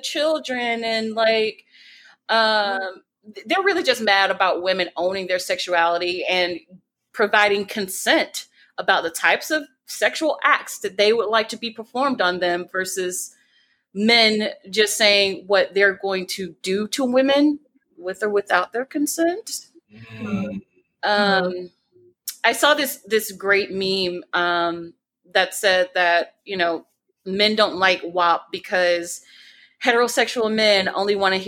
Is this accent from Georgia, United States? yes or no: yes; Atlanta, Georgia, United States; I'm from Atlanta